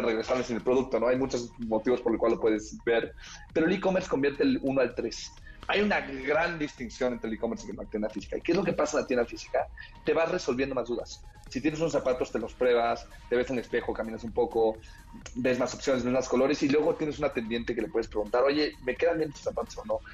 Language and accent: Spanish; Mexico